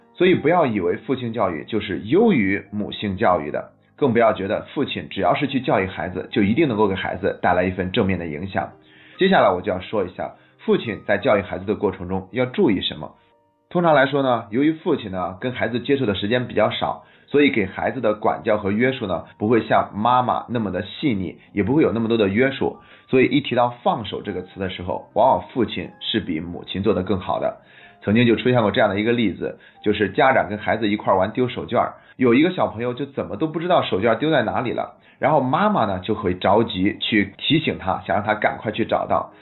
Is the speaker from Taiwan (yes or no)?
no; China; 我们中国人到现在却没有一个固定的作为汉民族文化的一个传统服饰